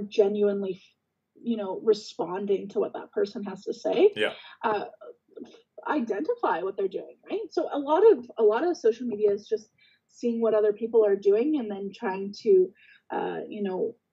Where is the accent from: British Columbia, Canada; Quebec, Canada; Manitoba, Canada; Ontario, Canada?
Ontario, Canada; Guelph; moved away; I'm originally from Guelph as well. So it's nice to kind of have that town connection